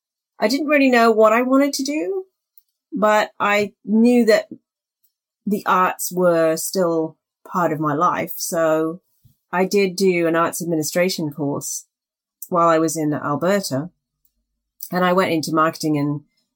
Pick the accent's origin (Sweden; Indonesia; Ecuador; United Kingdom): United Kingdom; Wimbledon, London; accent: South London; also born or lived in Reading / Warwickshire; now in Canada; And then I went to school in the UK, and I ended up with, I guess, a South London accent because I grew up in Wimbledon.